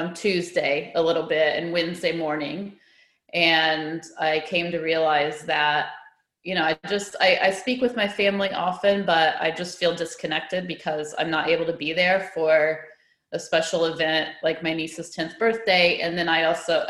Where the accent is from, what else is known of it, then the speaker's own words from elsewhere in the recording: United States; moved away as an adult; also born or lived in China; now in Australia; I'm from America and all my family is still there